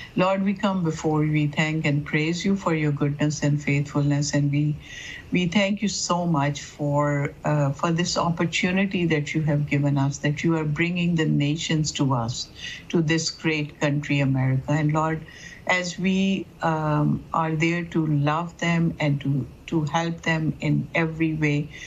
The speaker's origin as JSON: {"language": "English", "country": "Pakistan", "moved": "yes", "lives_now": "Dearborn, United States", "said": "I would say that I come from Pakistan"}